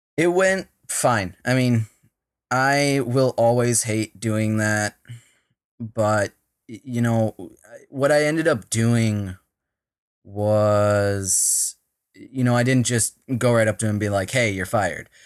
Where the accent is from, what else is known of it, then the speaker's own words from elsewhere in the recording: Minnesota, United States; I'm from Minnesota, all right? If you couldn't tell by the way I just said Minnesota